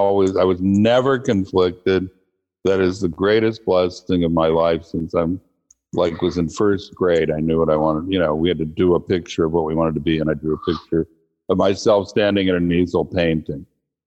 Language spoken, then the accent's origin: English; Bremerton, Washington, United States; also born or lived in Hawaii / Virginia / Connecticut / California; I grew up everywhere from Bremerton, Washington, where I went to high school. My dad was a career naval officer, so he was in submarines. We lived in Hawaii, Virginia, Connecticut, Washington State, California, New Hampshire.